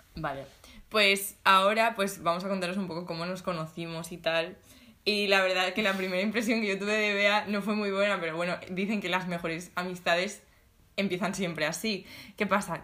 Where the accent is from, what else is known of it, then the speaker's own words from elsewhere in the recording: Alicante, Valencian Community, Spain; now in Valencia, Spain; Somos de Alicante